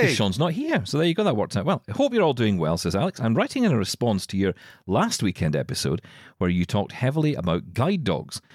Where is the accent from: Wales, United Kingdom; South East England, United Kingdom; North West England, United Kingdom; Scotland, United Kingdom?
Scotland, United Kingdom; I'm Scottish.